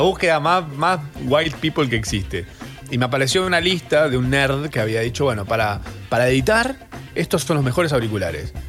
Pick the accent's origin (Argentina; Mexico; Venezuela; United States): Argentina; todas esas cosas que nos representan como argentinos